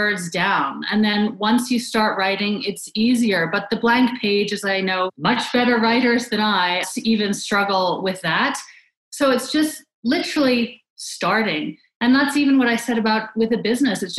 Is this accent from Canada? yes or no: yes; Canada; I grew up in Canada